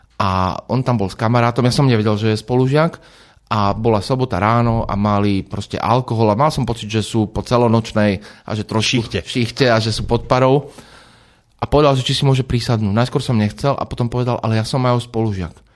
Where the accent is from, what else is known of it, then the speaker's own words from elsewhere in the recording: a small village near Trnava, Trnava Region, Slovakia; Ja som z dediny, z malej dediny pri Trnave, to znamená, že možno v detstve to niekedy bola taká automatika, je nedela, ide sa do kostola